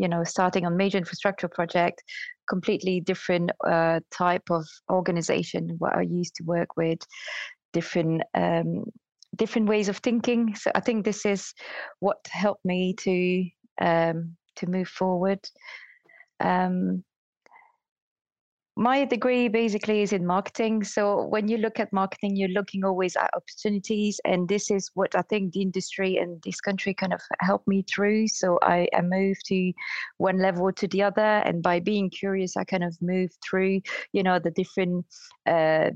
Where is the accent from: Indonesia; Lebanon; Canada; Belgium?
Belgium; moved away as an adult; now in United Kingdom; I started in another country, so I'm from Belgium